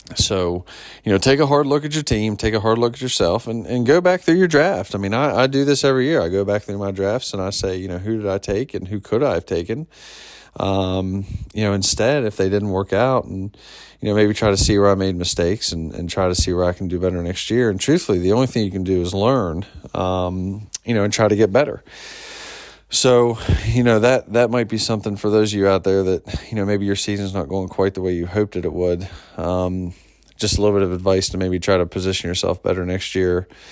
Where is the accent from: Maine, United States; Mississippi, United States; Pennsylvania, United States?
Pennsylvania, United States; near Pittsburgh; now in Washington, D.C., United States; growing up near Pittsburgh